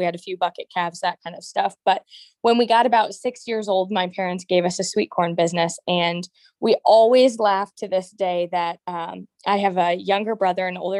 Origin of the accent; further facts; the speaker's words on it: Princeville, Illinois, United States; Okay, and I'm Princeville, so pretty darn close.